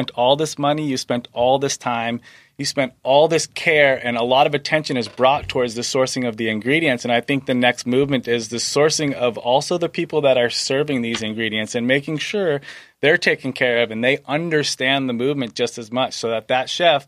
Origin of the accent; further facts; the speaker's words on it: Maine, United States; now in San Diego, United States; I grew up in Maine